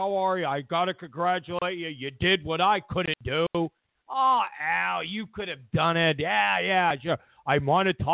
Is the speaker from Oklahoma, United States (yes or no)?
no; New York, United States; all of us New Yorkers